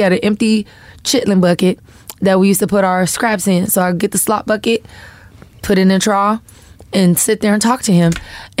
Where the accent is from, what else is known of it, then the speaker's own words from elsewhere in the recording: Florida, United States; because I'm from Florida. Like we can't nobody talk junk like somebody from Florida.